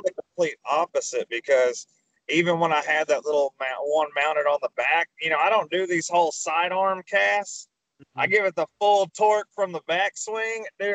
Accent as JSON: {"language": "English", "region": "Arkansas", "country": "United States", "said": "I'm from Arkansas"}